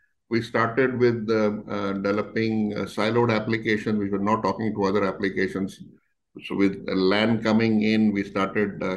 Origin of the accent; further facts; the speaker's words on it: Delhi, India; moved away as an adult; also born or lived in Mumbai; I'm born and brought up in Delhi only